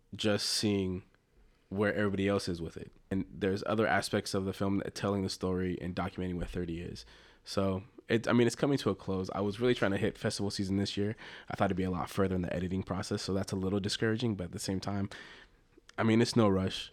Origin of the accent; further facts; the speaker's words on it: Los Angeles, California, United States; I'm from the Los Angeles area and grew up a, a Dodger fan